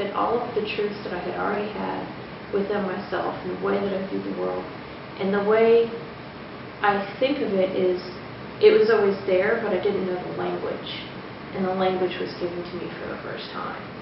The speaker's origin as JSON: {"language": "English", "region": "New England", "country": "United States", "tie": "born or raised there", "said": "I was born in New England and I was raised Unitarian Universalist"}